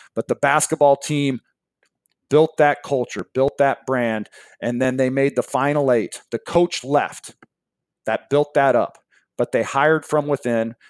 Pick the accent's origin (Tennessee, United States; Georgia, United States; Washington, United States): Washington, United States; Seattle; I grew up in Seattle